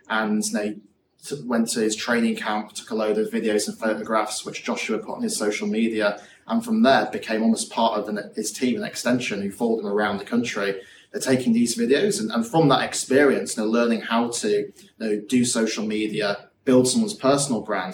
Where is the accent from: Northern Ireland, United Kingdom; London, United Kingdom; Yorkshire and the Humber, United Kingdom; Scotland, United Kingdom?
Yorkshire and the Humber, United Kingdom; growing up in West Yorkshire